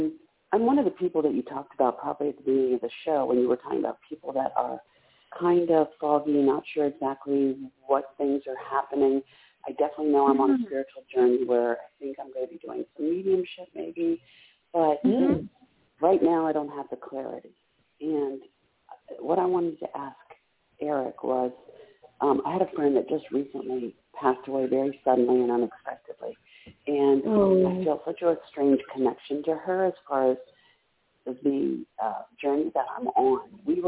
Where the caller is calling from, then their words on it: Maryland, United States; I'm calling from Maryland.